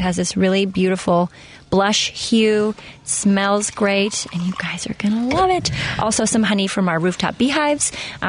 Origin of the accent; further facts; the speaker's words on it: Seattle, Washington, United States; Seattle. Seattle, Washington.